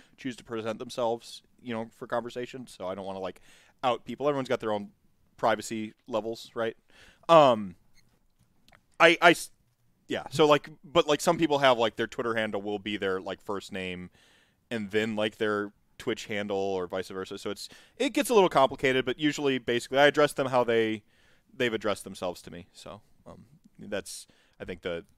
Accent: United States; as an American

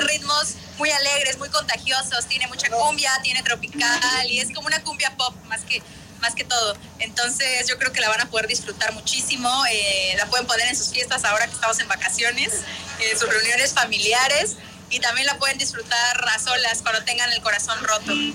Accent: Tapachula, Chiapas, Mexico; moved away; Tapachula, mi tierra hermosa

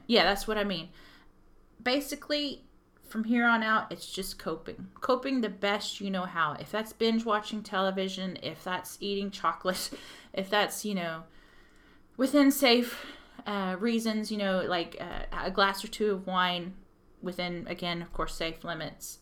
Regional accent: Texas, United States; accent: Texan; now in Belfast, United Kingdom; I'm from Texas and to get anywhere would take me four hours to drive

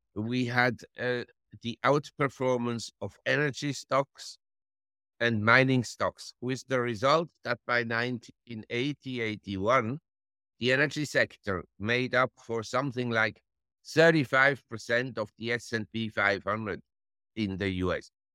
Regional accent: Switzerland; moved away as an adult; also born or lived in Geneva / Zurich / London / New York; now in Thailand; I was born in Switzerland and grew up in Switzerland, in Geneva and Zurich

